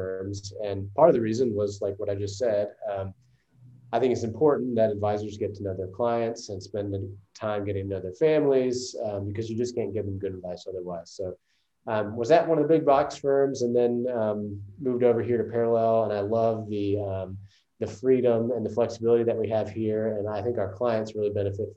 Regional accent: Greenville, South Carolina, United States; also born or lived in Taiwan; I'm from originally from Greenville, South Carolina, and grew up here

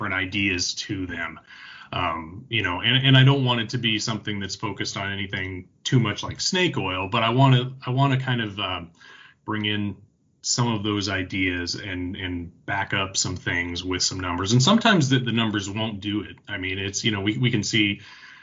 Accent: Southwest Iowa, United States; moved away as an adult; also born or lived in Lincoln, Nebraska; I am from Southwest Iowa.

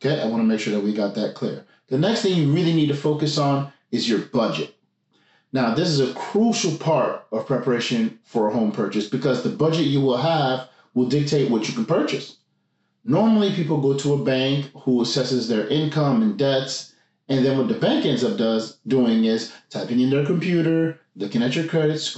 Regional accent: Montreal, Quebec, Canada; now in Gatineau, Canada; I'm from Montreal, currently living in Gatineau

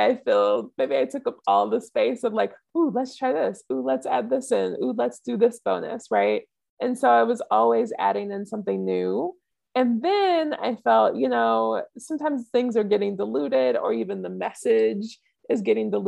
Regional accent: just outside of New Orleans, Southeast Louisiana, United States; moved away; also born or lived in California / Africa; I grew up in Southeast Louisiana, just outside of New Orleans.

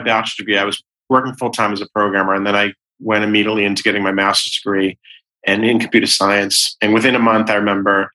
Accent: Boston, Massachusetts, United States; I grew up in West Roxbury

